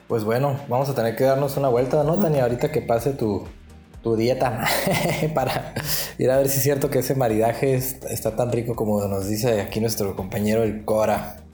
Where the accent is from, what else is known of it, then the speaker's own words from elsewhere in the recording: Mexico; nosotros como mexicanos en Argentina